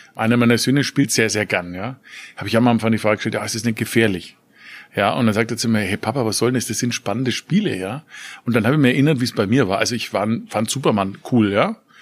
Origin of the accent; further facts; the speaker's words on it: Nuremberg, Bavaria, Germany; Ich komme aus Nürnberg, Stadt der Reichsparteitage